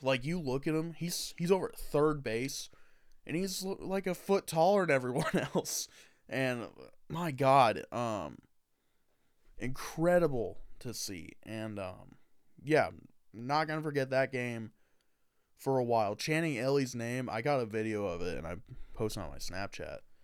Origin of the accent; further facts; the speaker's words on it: Indiana, United States; I'm from Indiana